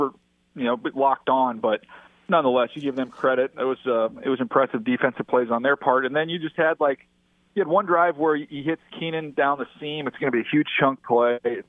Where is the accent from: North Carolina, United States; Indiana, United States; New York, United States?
Indiana, United States; born there; now in San Diego, United States; I know, but I was born in Indiana. So, like, you know, growing up, we still enjoyed some Midwestern food.